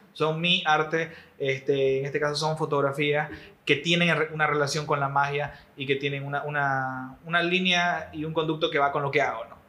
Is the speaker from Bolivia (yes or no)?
yes; Bolivia; todos somos bolivianos